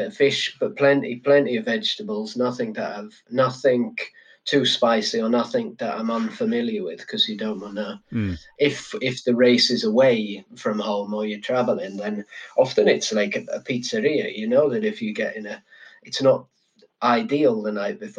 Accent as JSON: {"language": "English", "region": "Yorkshire and the Humber", "country": "United Kingdom", "also_born_or_lived": "London", "moved": "yes", "said": "I'm from Yorkshire"}